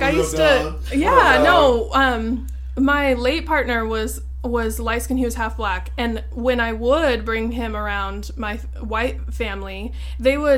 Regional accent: Auburn, Washington, United States; I grew up in Auburn

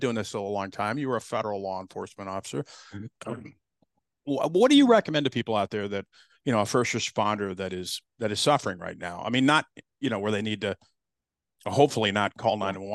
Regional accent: Colorado, United States; moved away as an adult; now in Arizona, United States; I'm from Colorado. I grew up there, did my career there

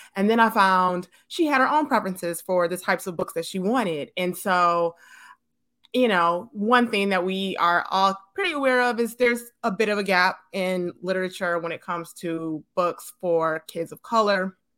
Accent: Detroit, Michigan, United States; moved away as an adult; also born or lived in California; now in Atlanta, United States; I was born and raised in Detroit

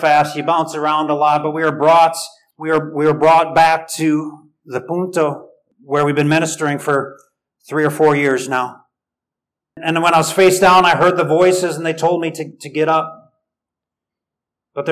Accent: United States; I'm American

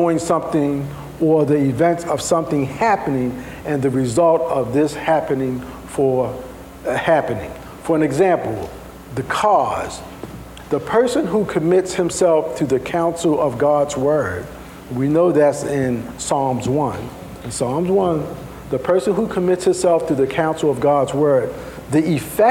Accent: Baltimore, Maryland, United States; I'm from Baltimore. Sometimes we add a couple little things.

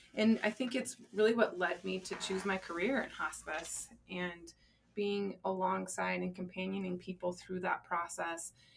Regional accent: Colorado, United States; I uh, actually was born and raised in Colorado

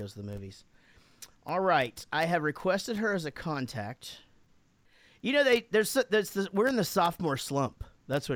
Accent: United States; I'm American

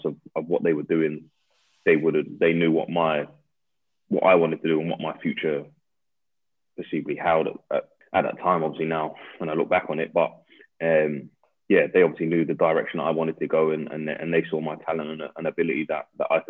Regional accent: Coventry, West Midlands, United Kingdom; moved away as an adult; also born or lived in Battersea, London; now in Surrey, United Kingdom; I'm from Coventry, yeah. So I grew up in Coventry.

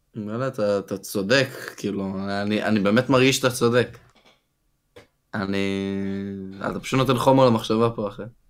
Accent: Israel; אני בתור אזרח ישראלי, גם יהודי, אבל ישראלי

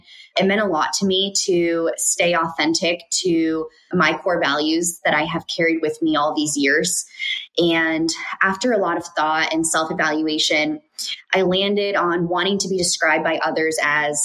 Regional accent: Connecticut, United States; also born or lived in Colombia; I was born in Connecticut and grew up living in both Colombia, South America, and Connecticut

